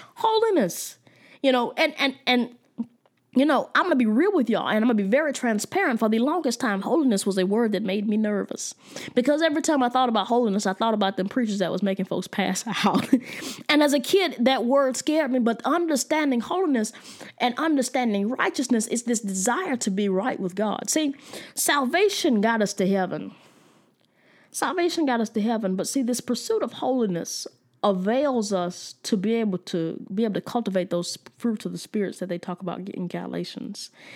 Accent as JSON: {"language": "English", "country": "United States", "said": "I was from the United States"}